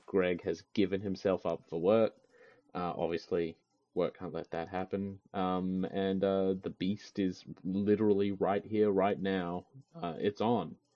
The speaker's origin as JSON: {"language": "English", "country": "Australia", "said": "I'm an Australian"}